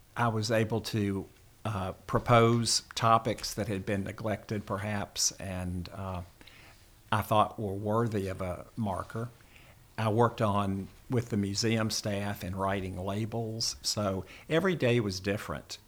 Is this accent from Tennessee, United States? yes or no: yes; Memphis, Tennessee, United States; moved away as an adult; now in Kentucky, United States; I was born in Memphis and, uh, attended public school there